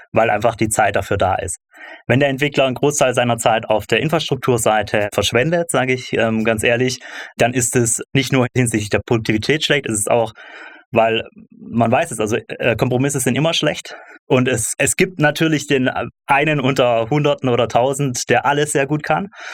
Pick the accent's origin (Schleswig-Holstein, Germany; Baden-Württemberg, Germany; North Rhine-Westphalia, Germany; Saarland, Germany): Baden-Württemberg, Germany; Stuttgart; Ich komme aus Stuttgart